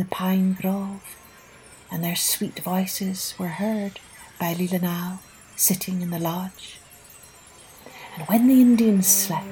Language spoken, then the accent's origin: English; Scotland, United Kingdom; moved away; also born or lived in Ireland; growing up in Scotland and in Ireland